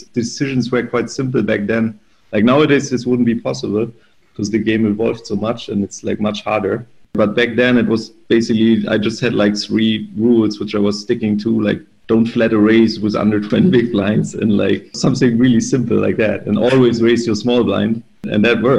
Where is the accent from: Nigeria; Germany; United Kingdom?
Germany; in my hometown